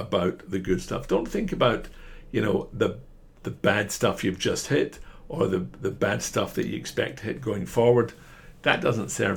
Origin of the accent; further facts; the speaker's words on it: Scotland, United Kingdom; I'm a Scotsman